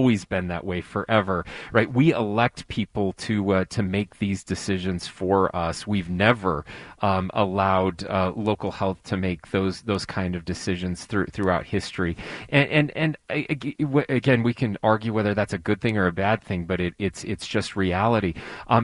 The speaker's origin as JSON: {"language": "English", "area": "Sanpete County", "region": "Utah", "country": "United States", "tie": "born or raised there", "also_born_or_lived": "Salt Lake City, Utah", "said": "I was born and raised in Sanpete County, just over the mountain from you guys."}